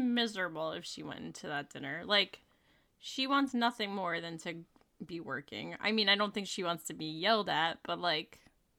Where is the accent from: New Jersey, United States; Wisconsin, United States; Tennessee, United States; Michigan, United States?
New Jersey, United States; Yeah, I'm from New Jersey, so.